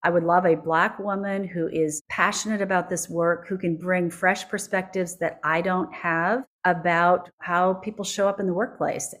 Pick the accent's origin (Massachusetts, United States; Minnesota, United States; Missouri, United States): Minnesota, United States; Minneapolis; Minneapolis, which is my hometown